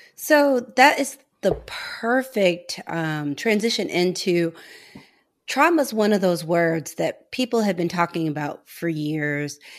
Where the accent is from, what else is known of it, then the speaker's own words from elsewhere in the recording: St. Louis, Missouri, United States; moved away as an adult; We're both from Saint Louis, but we did not know each other growing up.